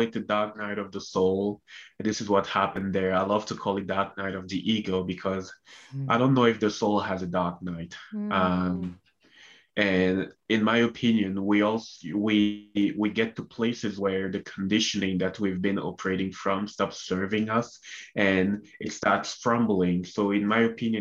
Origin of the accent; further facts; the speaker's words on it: Cameroon; moved away as an adult; also born or lived in Canada; I was born and raised in Cameroon, Central Africa